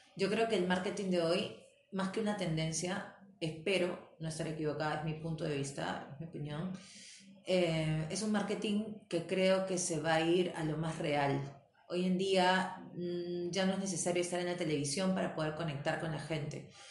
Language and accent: Spanish; Peru